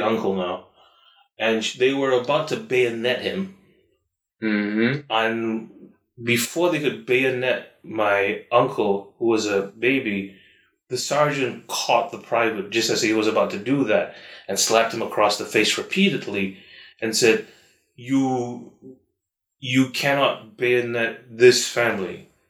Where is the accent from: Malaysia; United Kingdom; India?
Malaysia; a Malaysian